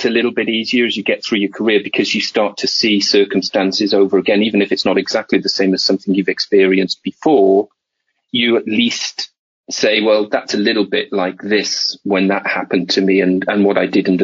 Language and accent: English; Wales, United Kingdom; moved away as an adult; I moved away from Wales in my first job